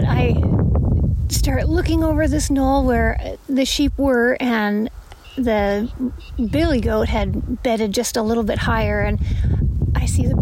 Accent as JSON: {"language": "English", "region": "Alaska", "country": "United States", "said": "my home state of Alaska"}